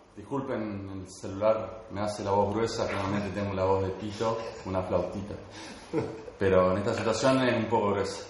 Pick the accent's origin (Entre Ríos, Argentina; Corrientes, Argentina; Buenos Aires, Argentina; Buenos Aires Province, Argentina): Entre Ríos, Argentina; Concordia; Soy de Concordia, Entre Ríos